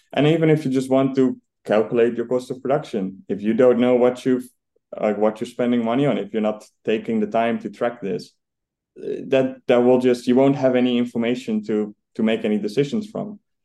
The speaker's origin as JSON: {"language": "English", "country": "Netherlands", "tie": "born or raised there", "moved": "yes", "lives_now": "United Kingdom", "said": "as you can probably hear, I'm I'm Dutch. So I grew up in the Netherlands"}